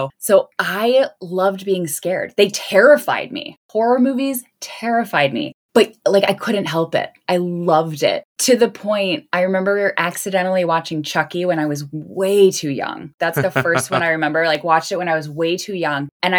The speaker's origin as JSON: {"language": "English", "town": "Crystal Lake", "region": "Illinois", "country": "United States", "said": "And I'm also from Crystal Lake, so it's kind of like"}